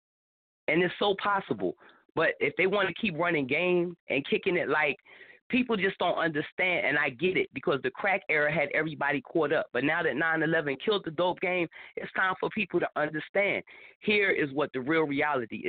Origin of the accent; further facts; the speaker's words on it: Philadelphia, Pennsylvania, United States; now in Tampa, United States; I'm from Philly